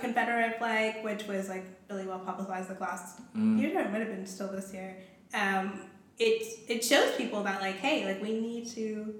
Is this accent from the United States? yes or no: no; Toronto, Ontario, Canada; I grew up in Toronto